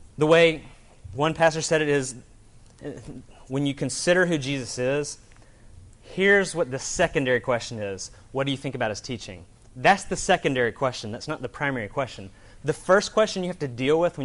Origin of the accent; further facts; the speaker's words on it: Alabama, United States; I'm from Alabama